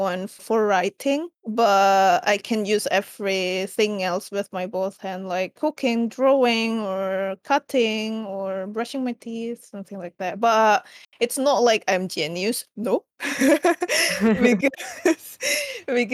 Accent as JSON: {"language": "English", "country": "Indonesia", "said": "I'm from Indonesia and currently I live in Jakarta because I work in Jakarta."}